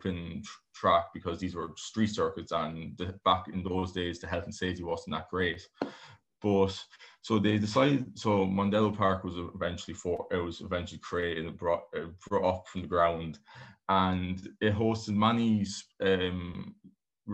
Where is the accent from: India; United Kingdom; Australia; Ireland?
Ireland; I'm from Ireland